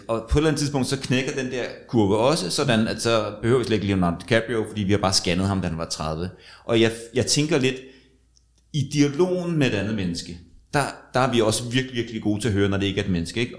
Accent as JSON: {"language": "Danish", "country": "Denmark"}